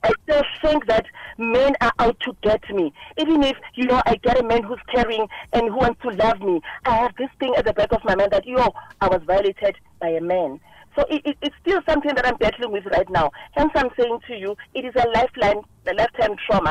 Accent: Soweto, Gauteng, South Africa; I'm originally from Soweto

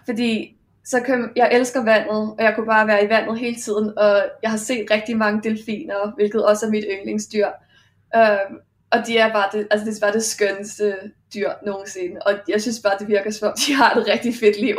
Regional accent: Denmark; now in Australia; jeg kommer fra Danmark.

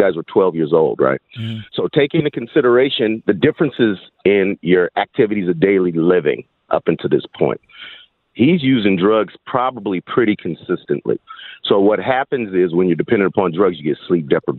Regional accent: Berkeley, California, United States; I grew up in Berkeley

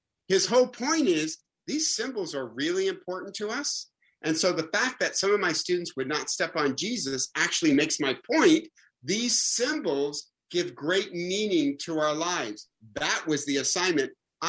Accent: Michigan, United States; I'm from Michigan

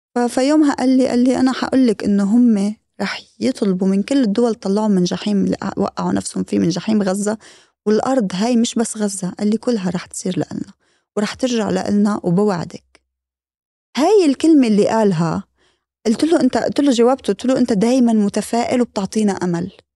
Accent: Lebanon; بالنسبة لنا كلبنانيين

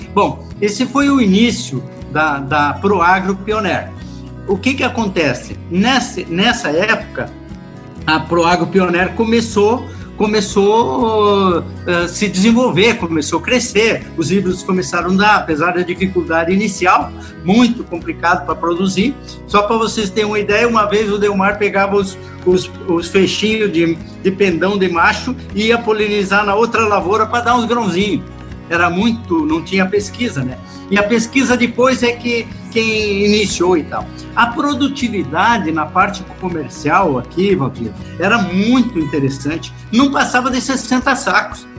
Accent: Lagoa Vermelha, Rio Grande do Sul, Brazil; also born or lived in Viamão / Carazinho; eu nasci em Lagoa Vermelha, em 1900 e antes, né? E, e, e de lá, de menino de pobre, fui engraxate

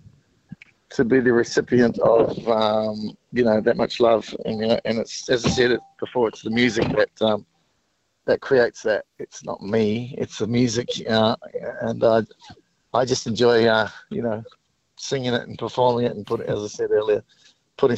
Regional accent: New Zealand; I grew up in New Zealand

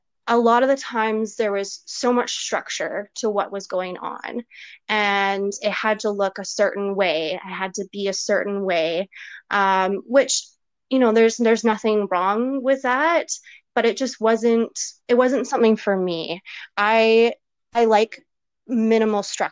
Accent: Campbell River, British Columbia, Canada; I'm actually originally from Vancouver Island, a little town called Campbell River. If nobody really knows where that is, I'm not surprised. yeah, I spent most of my life there. Grew up there, of course

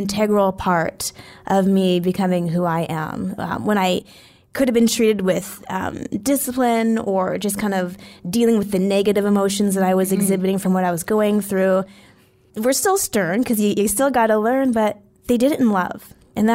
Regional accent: Edmonton, Alberta, Canada; I grew up in Edmonton, Alberta. For people listening internationally, that's in Canada

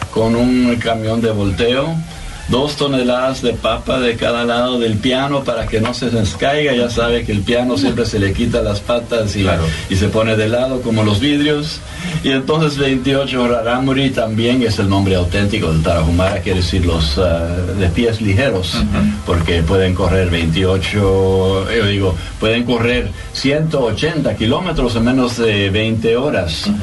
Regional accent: Austria; moved away as an adult; Sí, yo vine ahí como musicólogo desde Austria en el año 80 para escribir la música para la biblioteca en Viena de la universidad

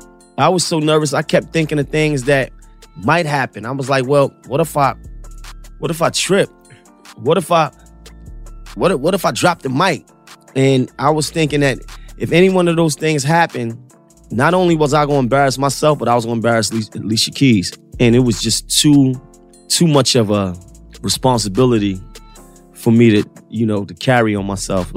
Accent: New York City, New York, United States; I'm a homegrown New York City artist

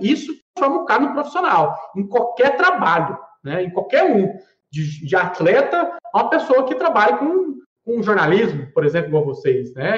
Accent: Goiânia, Goiás, Brazil; nós somos aqui né, de Goiânia, aqui de Goiás

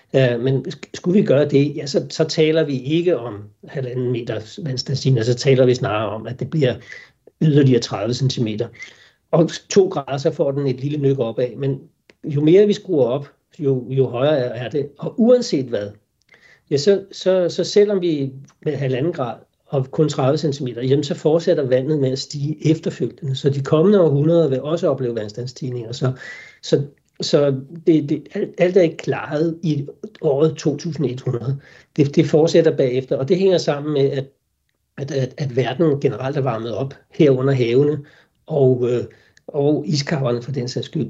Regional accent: Denmark

